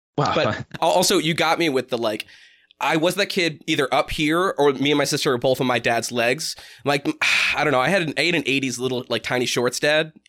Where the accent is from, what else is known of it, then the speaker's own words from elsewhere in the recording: New Hampshire, United States; We're from New Hampshire